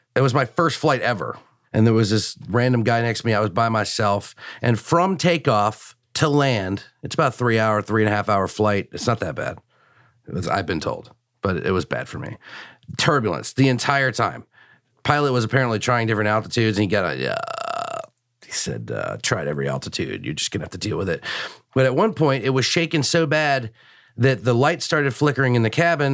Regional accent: Richmond, Virginia, United States; also born or lived in Washington, D.C.; I was born in Richmond

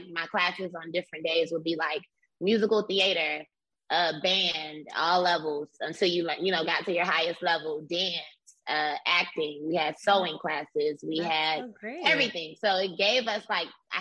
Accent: Miami, Florida, United States; So I'm from Miami, Florida. I'm from Liberty City, which is the hood. And at my elementary school

